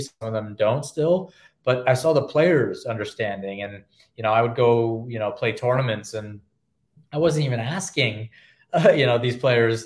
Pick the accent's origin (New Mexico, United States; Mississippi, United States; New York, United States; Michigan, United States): New York, United States; I'm a New Yorker